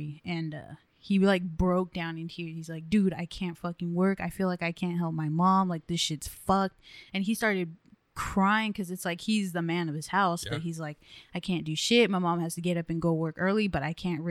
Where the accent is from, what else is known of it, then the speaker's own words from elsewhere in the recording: Livingston, California, United States; Jose and I grew up in Livingston